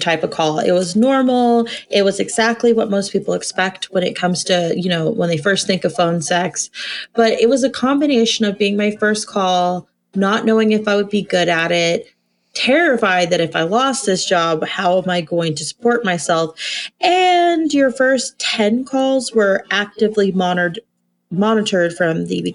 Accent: Texas, United States; I grew up in Texas. I was a Texas little belle in the Bible Belt

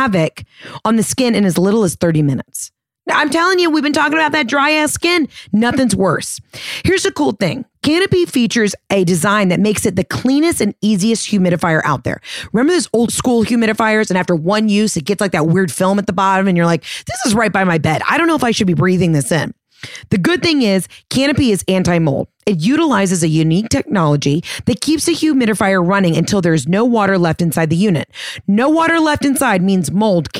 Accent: the South, United States; I'm from the South

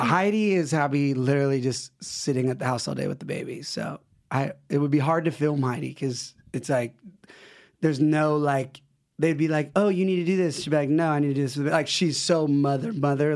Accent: West Coast, United States; West Coast

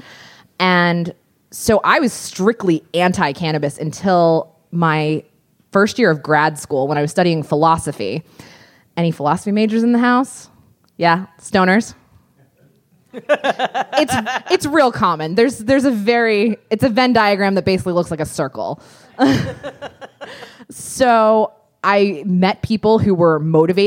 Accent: Pennsylvania, United States; I grew up in Pennsylvania

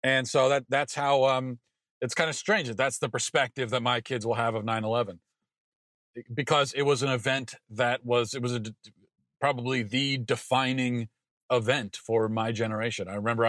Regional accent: Maryland, United States; being as I grew up in Maryland, the last defining event was the D.C. sniper

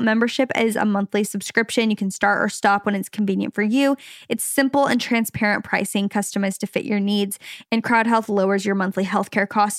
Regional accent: Arizona, United States; also born or lived in Los Angeles, California; now in Orange County, United States; We're from Arizona originally. We lived in L A for a little bit. Now we're in the O C

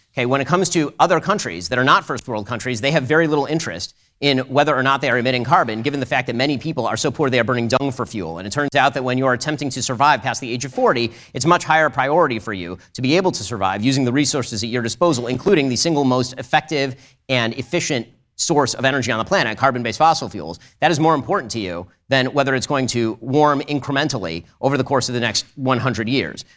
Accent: United States; also born or lived in California; now in Florida, United States; as an American and as a Second Amendment advocate

